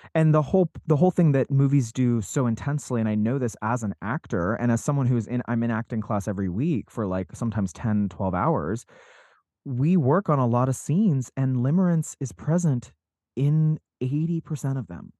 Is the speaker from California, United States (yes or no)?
no; Salt Lake City, Utah, United States; I grew up in Salt Lake City, Utah